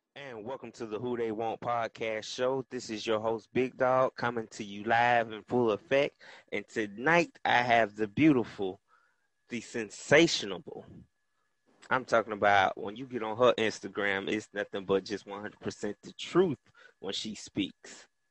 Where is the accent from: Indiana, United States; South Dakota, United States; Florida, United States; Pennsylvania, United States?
Florida, United States; Tallahassee; I'm from the North Florida area, hailing from Tallahassee, Florida. Shout out to the 850